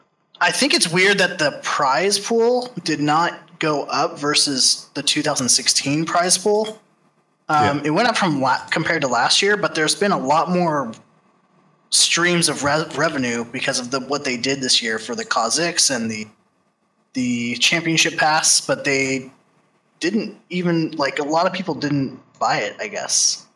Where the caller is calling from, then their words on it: Santa Clarita, California, United States; I'm from Santa Clarita, California.